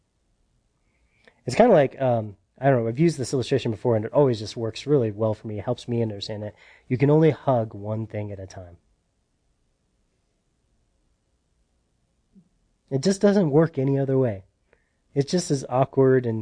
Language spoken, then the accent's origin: English; United States; we're American